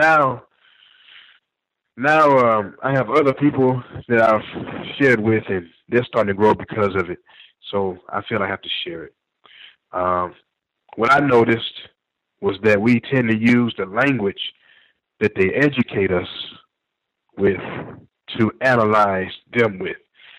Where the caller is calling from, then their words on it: Texas, United States; I'm a caller from Texas.